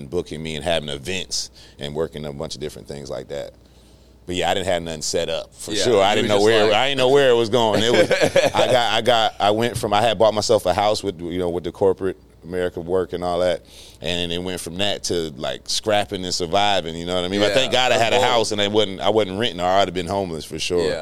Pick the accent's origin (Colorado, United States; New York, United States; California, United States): California, United States; Inglewood; moved away as an adult; now in Atlanta, United States; born and raised in Inglewood, California